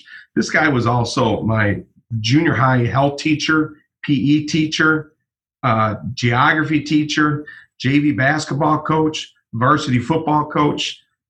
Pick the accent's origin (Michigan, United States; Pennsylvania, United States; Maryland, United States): Michigan, United States; Clawson; growing up in Clawson, which is pretty close to where you grew up, Dras